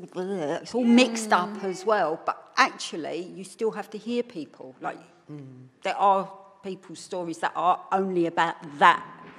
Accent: London, United Kingdom; also born or lived in Scotland; I'm not English. I go, well, you are. No, I'm a Londoner.

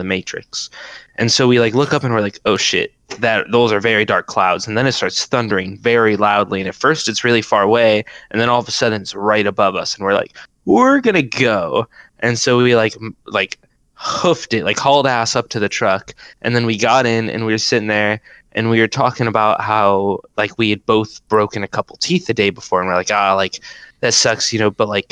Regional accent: Athens, Ohio, United States; we're all from Athens

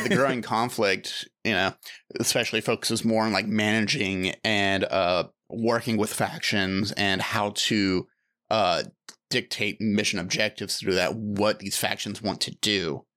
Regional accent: United States; a United States citizen

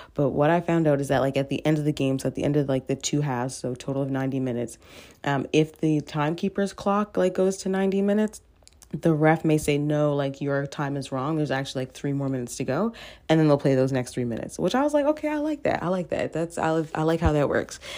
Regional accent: Cole Harbour, Nova Scotia, Canada; where I'm from, from my hometown.

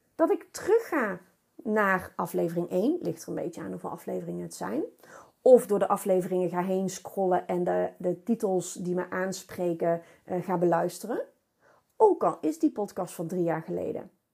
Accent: North Brabant, Netherlands; accent: Brabant; ik ben een Brabo

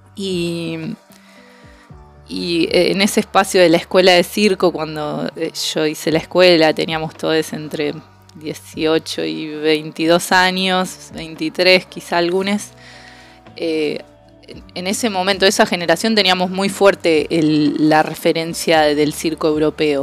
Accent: Argentina; como argentines

